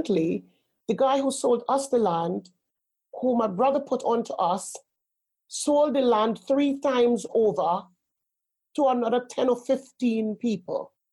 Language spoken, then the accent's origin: English; Trinidad & Tobago; also born or lived in Spain / Germany / Netherlands; now in United Kingdom; I grew up in Trinidad